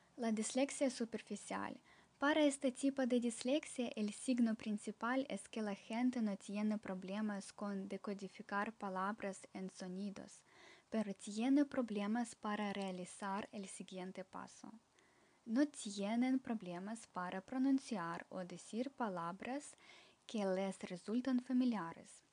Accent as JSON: {"language": "Spanish", "country": "Ukraine", "said": "soy de Ucrania"}